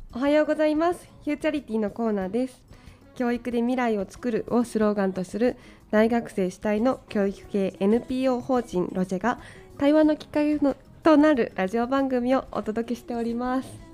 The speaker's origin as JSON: {"language": "Japanese", "region": "Tokyo", "country": "Japan", "tie": "born or raised there", "said": "生まれてからずっと東京に住んでいるような人です"}